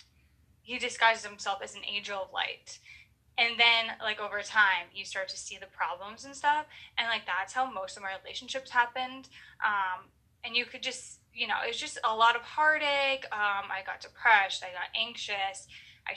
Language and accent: English; Maine, United States; I am from Maine